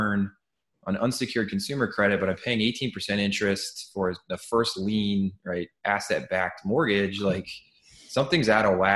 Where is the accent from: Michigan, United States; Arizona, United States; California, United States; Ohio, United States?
Ohio, United States; Cleveland; now in New York City, United States; I'm originally from Cleveland, Ohio